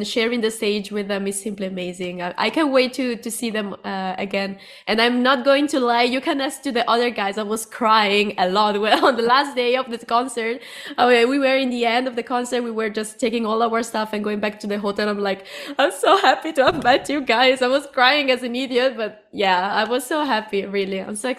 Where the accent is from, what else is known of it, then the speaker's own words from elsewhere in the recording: Cuba; English is a second language; also born or lived in Italy; I'm from Cuba and from Italy. I know it's confusing, but I'm from there.